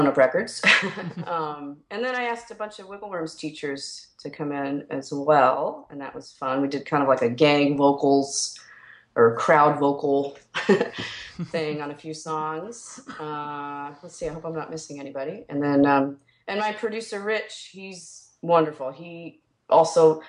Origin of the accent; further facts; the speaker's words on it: New York, United States; moved away as an adult; now in Chicago, United States; even though I grew up in New York